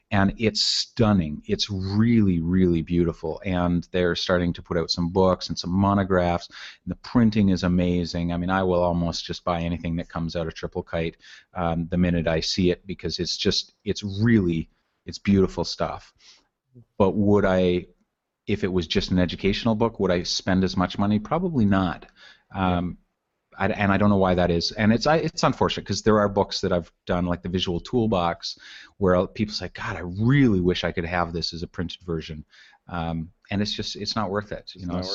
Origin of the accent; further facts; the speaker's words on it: Canada; to me as a Canadian, it's not a, you know, say it won't have any words, so it's not going to be a nationalistic tribute to my country, but right. Just as, I mean, I grew up in the wilds of Canada